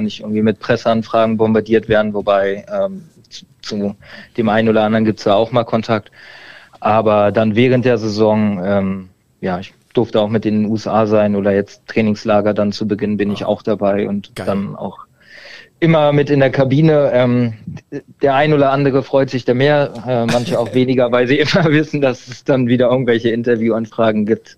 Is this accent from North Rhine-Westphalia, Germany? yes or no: no; Berlin, Germany; Ich komme mehr aus Berlin, ähm, konnte da aber mit den Vereinen nichts anfangen, weil ich in Berlin selber immer gespielt habe